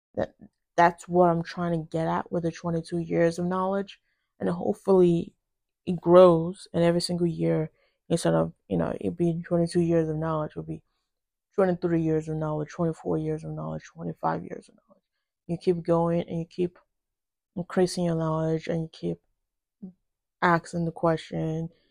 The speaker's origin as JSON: {"language": "English", "country": "Nigeria", "tie": "born or raised there", "moved": "yes", "lives_now": "United States", "said": "I was born in Nigeria and I moved to the United States when I was relatively young"}